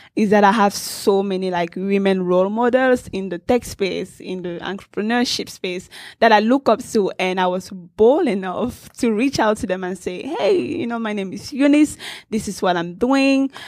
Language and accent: English; Cameroon; I grew up in Cameroon in Central Africa